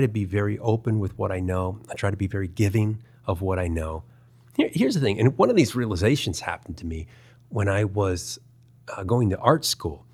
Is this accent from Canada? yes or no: no; Baltimore, Maryland, United States; moved away; also born or lived in Culver City, California; I grew up in Baltimore, Maryland.